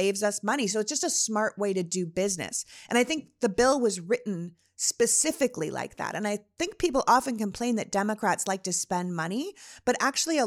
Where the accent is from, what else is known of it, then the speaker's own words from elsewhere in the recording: Toronto, Ontario, Canada; When I grew up in Toronto, people used to say there were two seasons, winter and construction.